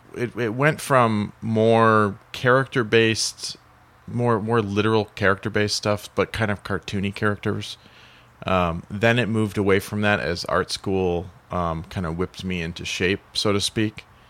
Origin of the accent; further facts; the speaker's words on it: Joliet, Illinois, United States; I'm from Joliet